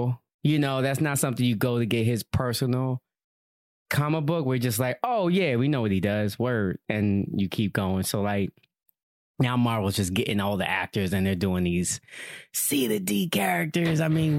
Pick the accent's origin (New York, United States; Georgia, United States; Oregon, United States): New York, United States; Yonkers; I'm in Yonkers. I'm from Yonkers.